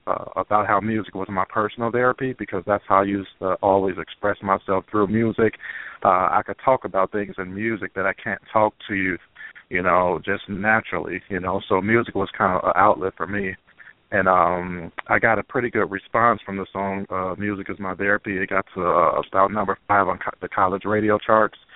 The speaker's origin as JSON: {"language": "English", "region": "Illinois", "country": "United States", "tie": "born or raised there", "said": "Illinois, my home state"}